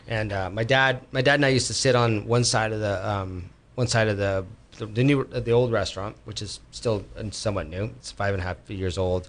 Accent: Bay Area, California, United States; moved away as an adult; also born or lived in Berkeley, California / Los Gatos, California; now in Sonoma County, United States; I was born and raised Berkeley. I was raised in Los Gatos. I was mm-hmm. raised in uh, um, around the Bay Area

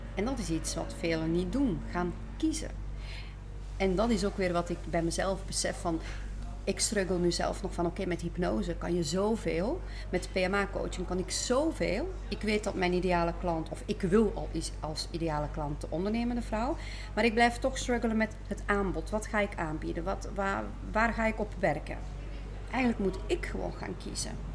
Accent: Belgium; zoals je hoort, ik kom uit België.

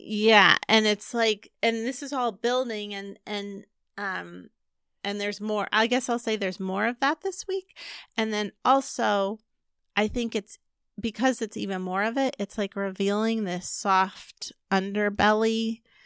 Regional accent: California, United States; I grew up in California

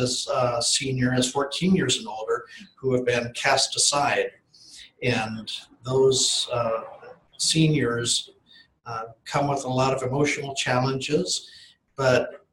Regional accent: Fairbanks, Alaska, United States; I was born in Fairbanks, Alaska in 1957, about a year before statehood

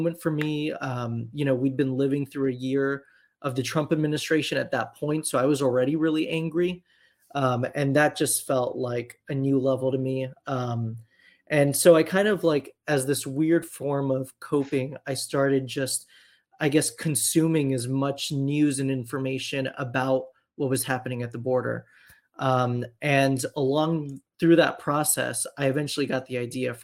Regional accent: Miami, Florida, United States; growing up in Miami, which is this huge immigrant community from Latin America

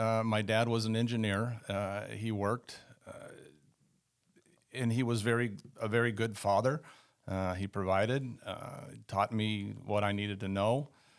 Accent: Sunnyvale, California, United States; Well, I grew up in the Northern Bay Area in California. My mother and my father, we were in town called Sunnyvale, California.

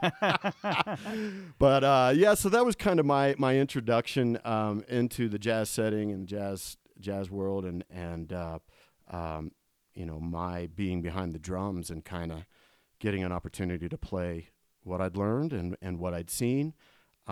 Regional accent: Columbus, Ohio, United States; I grew up in Columbus, Ohio

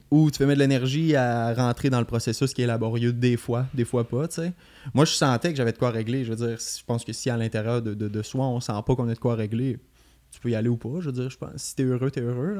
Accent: Beauce, Quebec, Canada; moved away as an adult; now in Montreal, Canada; je suis parti de la Beauce en 2015

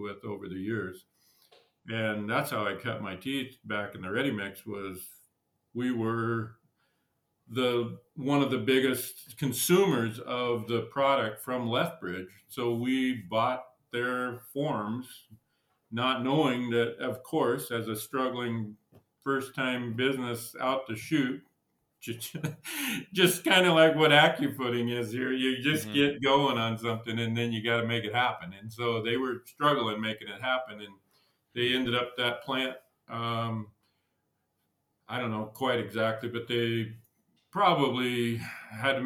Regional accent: Idaho, United States; moved away as an adult; now in Montana, United States; I grew up in Idaho and I was there till I was 18

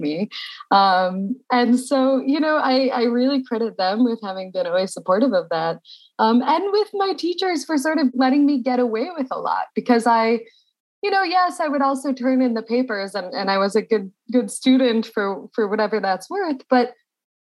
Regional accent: Carmel, New York, United States; I was born in Carmel, New York, just north of the city

